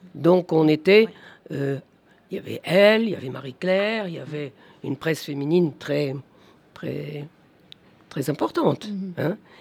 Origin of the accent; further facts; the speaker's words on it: Algeria; mon enfance en Algérie